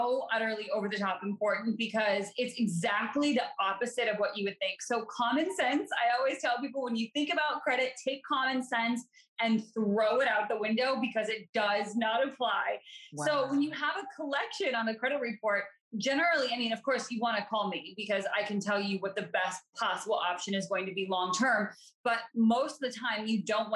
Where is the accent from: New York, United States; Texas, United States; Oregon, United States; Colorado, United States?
Colorado, United States; moved away as an adult; now in East Coast, United States; I'm from Colorado originally. And so I obviously live on the East Coast now